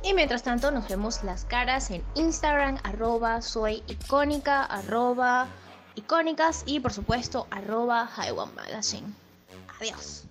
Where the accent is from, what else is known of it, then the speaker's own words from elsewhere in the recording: Venezuela; nosotros como venezolanos